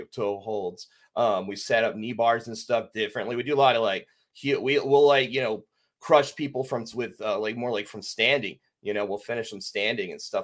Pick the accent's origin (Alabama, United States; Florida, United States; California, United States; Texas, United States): Texas, United States; Dallas; I'm from Dallas. I grew up there.